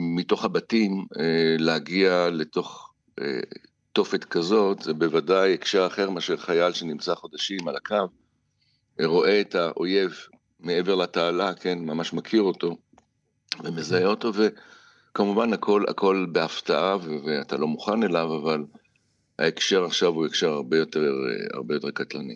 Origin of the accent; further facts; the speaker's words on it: Israel; נולדתי עשר שנים בדיוק ב- ב- בישראל